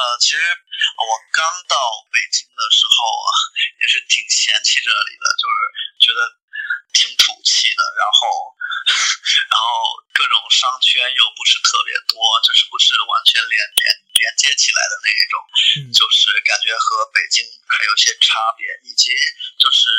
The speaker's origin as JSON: {"language": "Chinese", "town": "Longyan", "region": "Fujian", "country": "China", "said": "我是福建人。"}